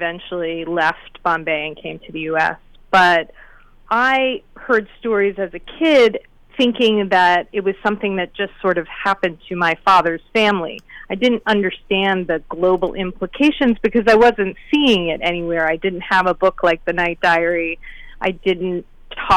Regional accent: Wilton, Connecticut, United States; I grew up in Wilton, Connecticut

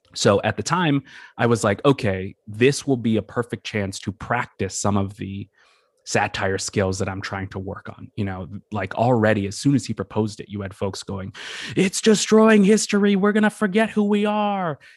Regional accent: Massachusetts, United States; moved away as an adult; also born or lived in New York area / New Orleans; I grew up in Massachusetts and, uh, sort of the New York area.

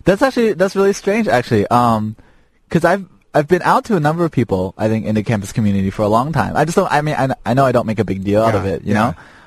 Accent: Chicago, Illinois, United States; moved away; I was raised in Little Italy, Chicago for a while.

